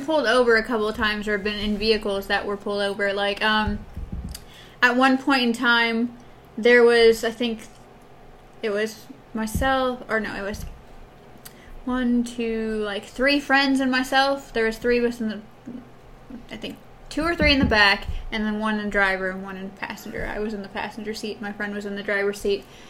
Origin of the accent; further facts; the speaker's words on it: Wisconsin, United States; moved away; I'm originally from Wisconsin.